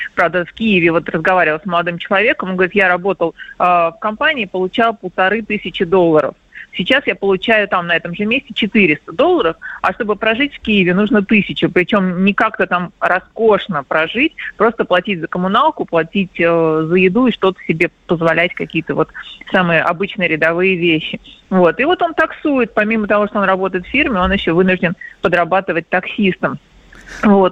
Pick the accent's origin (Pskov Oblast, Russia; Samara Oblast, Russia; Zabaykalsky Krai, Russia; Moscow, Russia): Moscow, Russia; accent: Moscow akanye; мы, конечно, москвичи этого не слышим, что мы акаем